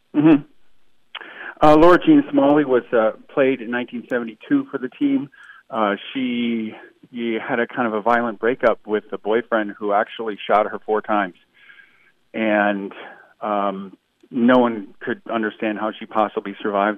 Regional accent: Toledo, Ohio, United States; I grew up in Toledo, Ohio

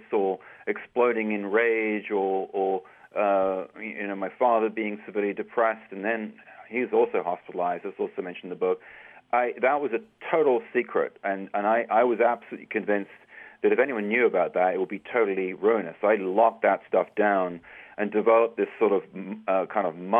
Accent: England, United Kingdom; growing up in England many years ago

